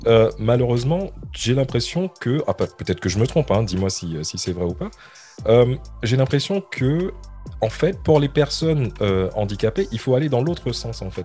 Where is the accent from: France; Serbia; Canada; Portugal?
France